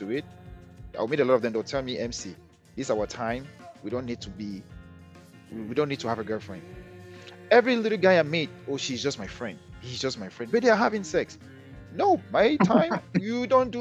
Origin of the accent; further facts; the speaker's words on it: Cameroon; moved away; we came from Cameroon